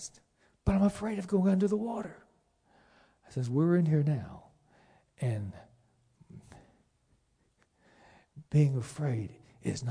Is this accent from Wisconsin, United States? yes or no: no; Florida, United States; also born or lived in Pennsylvania; I was born in Pennsylvania, but I basically grew up in Florida